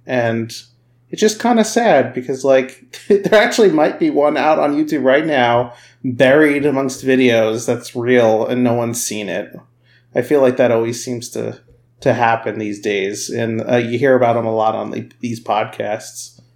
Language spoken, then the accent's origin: English; New York, United States; moved away as an adult; now in Minneapolis, United States; I'm originally from New York, and I, a couple months ago, I, I actually moved out to, I guess you could say, Bigfoot type country